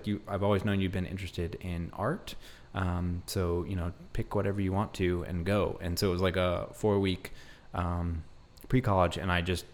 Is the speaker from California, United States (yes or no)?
yes; Bay Area, California, United States; now in Richmond, United States; I'm originally from the Bay Area, California